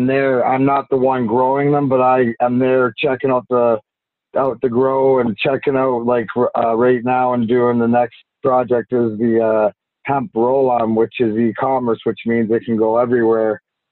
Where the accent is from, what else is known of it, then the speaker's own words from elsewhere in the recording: Canada; I'm Canadian